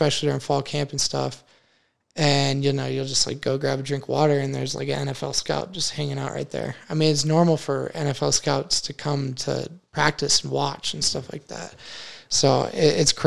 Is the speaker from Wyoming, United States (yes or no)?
yes; Wyoming, United States